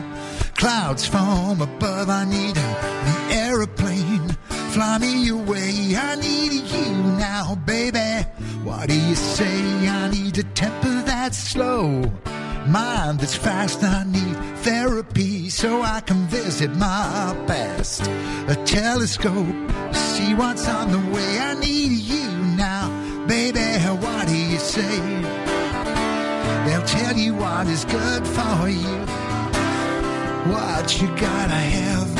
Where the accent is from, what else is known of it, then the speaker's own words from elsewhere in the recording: Wisbech, East of England, United Kingdom; I grew up outside Wisbech